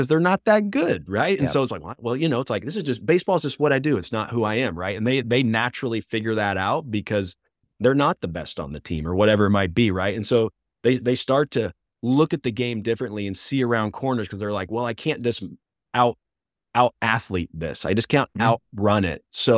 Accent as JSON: {"language": "English", "town": "Mountain Home", "region": "Arkansas", "country": "United States", "said": "I'm from Mountain Home, which is North Central"}